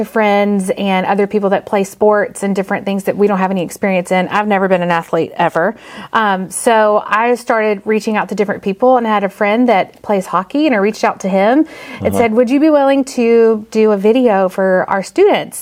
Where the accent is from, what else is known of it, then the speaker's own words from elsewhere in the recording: Mountain Brook area, Alabama, United States; I'm from right here. I went to Oak Mountain, so I'm from just down the road